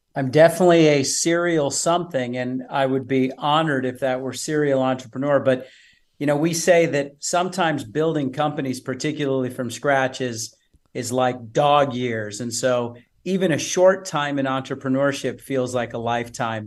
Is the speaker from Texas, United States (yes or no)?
yes; Odessa, Texas, United States; moved away as an adult; also born or lived in San Francisco; I'm from West Texas, Odessa